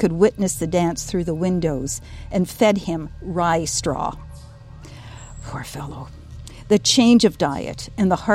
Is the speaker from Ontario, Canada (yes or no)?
yes; Norfolk County, Ontario, Canada; I grew up on Troyer Road. And Troyer was Doc Troyer, who was the first medical practitioner here in Norfolk County